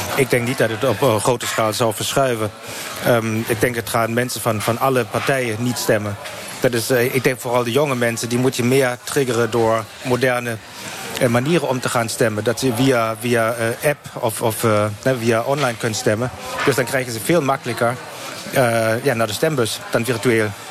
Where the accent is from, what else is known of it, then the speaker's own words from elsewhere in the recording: Hanover, Lower Saxony, Germany; accent: German; Dutch is a second language; moved away as an adult; also born or lived in Nijmegen; now in Kleve, Germany; ik kom oorspronkelijk uit Hannover